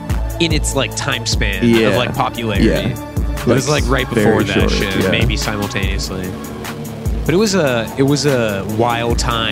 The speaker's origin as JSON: {"language": "English", "region": "the South", "country": "United States", "said": "I'm from the South."}